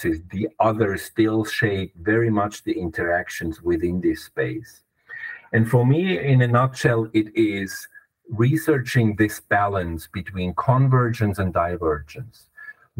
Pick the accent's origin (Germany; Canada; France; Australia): Germany; English is a second language; now in Switzerland; You might notice my accent. I'm German originally. I'm a West German